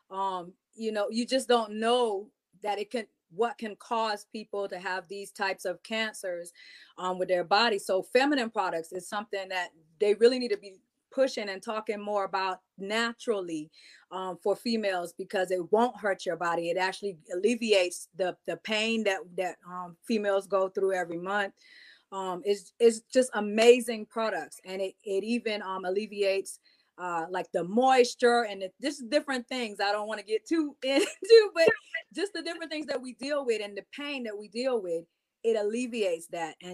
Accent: U.S. Virgin Islands; because I'm from the Virgin Islands originally, I always like dressing more Afrocentric

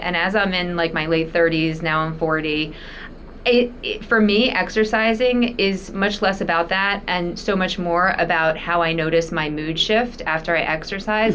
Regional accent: Cherry Hill, New Jersey, United States; So I'm a Philly girl, born and raised, actually South Jersey

